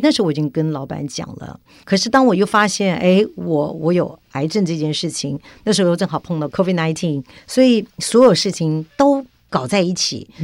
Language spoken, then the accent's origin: Chinese; Taiwan; 我从小是在眷村长大